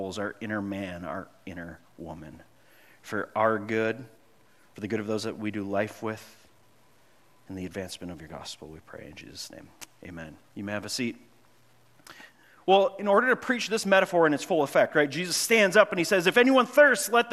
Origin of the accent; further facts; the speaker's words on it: Grand Marais, Minnesota, United States; I grew up in Grand Marais, Minnesota. Well, I moved up there when I was in sixth grade